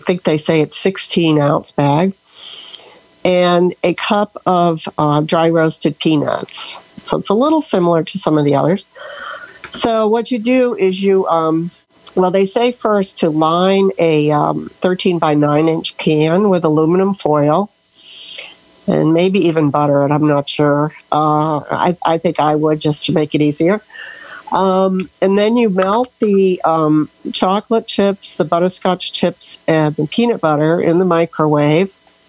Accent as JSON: {"language": "English", "town": "Sebring", "region": "Florida", "country": "United States", "said": "Oh, I'm from Florida, Sebring, Florida, where it's finally cooling off a little bit."}